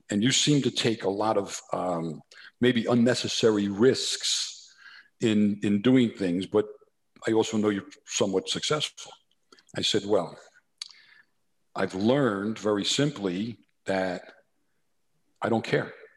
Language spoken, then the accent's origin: English; New Jersey, United States; accent: New Jersey; my New Jersey accent